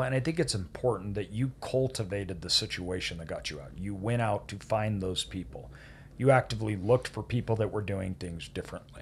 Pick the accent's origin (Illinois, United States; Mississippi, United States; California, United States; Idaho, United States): Idaho, United States; me growing up in Idaho